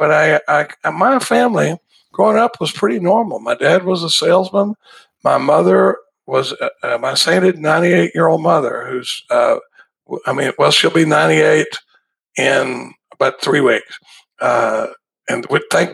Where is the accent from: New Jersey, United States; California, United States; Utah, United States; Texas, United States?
Texas, United States; Dallas; now in Austin, United States; I grew up in Dallas, Texas. I live in Austin, Texas now, but I grew up in Dallas.